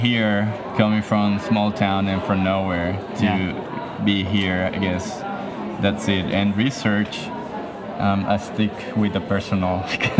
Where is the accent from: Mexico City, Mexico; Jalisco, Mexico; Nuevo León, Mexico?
Jalisco, Mexico; small town near Guadalajara; moved away; I'm from Mexico as well, but from a small town near Guadalajara.